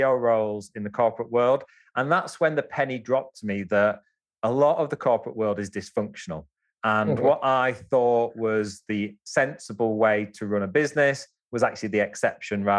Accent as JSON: {"language": "English", "town": "Wigan", "region": "North West England", "country": "United Kingdom", "tie": "born or raised there", "also_born_or_lived": "India / Japan", "said": "I'm a Wigan Scouser. So that's where I grew up in Wigan, but from Scouse background."}